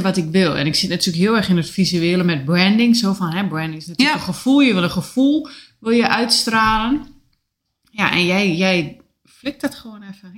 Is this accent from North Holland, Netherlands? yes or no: no; Enschede, Overijssel, Netherlands; now in Oldenzaal, Netherlands; Ik kom uit Enschede